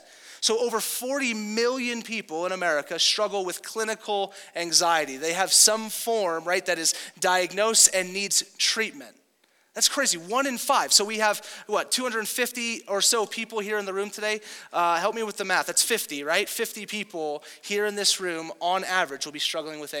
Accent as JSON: {"language": "English", "region": "Southern California", "country": "United States", "tie": "born or raised there", "moved": "yes", "said": "if you grew up in Southern California like me"}